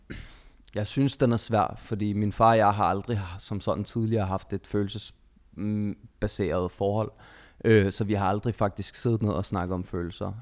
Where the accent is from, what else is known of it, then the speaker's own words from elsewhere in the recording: Denmark; født og opvokset i Danmark